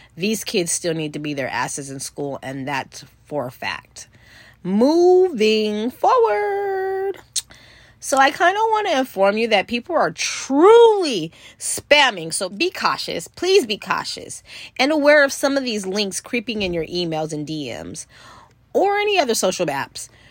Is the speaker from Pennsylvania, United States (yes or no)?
no; California, United States; I'm from California